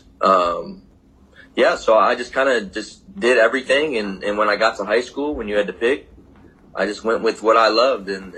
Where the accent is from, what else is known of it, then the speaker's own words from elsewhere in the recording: Michigan, United States; moved away as an adult; I was born and raised in Michigan